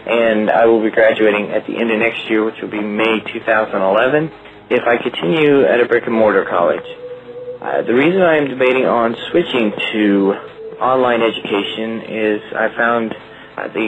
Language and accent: English; Bolivar, Missouri, United States; I am 30 years old and I am from Bolivar, Missouri.